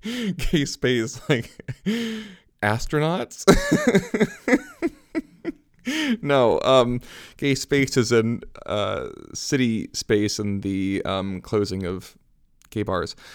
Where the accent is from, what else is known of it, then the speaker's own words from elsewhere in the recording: Michigan, United States; moved away as an adult; also born or lived in New Hampshire / Seattle; now in New Haven, United States; I was born in New Hampshire to a pastor and a book editor, moved with my family to Michigan when I was ten